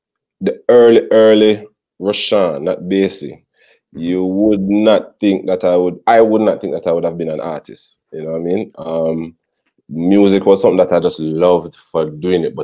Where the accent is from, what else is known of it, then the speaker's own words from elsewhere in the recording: Portmore, Saint Catherine, Jamaica; I come from Portmore like them